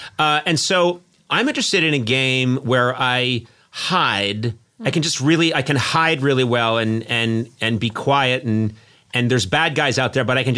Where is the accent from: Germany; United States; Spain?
United States; Boston, Massachusetts; now in Los Angeles, United States; I grew up in Boston, which for the United States is considered very old.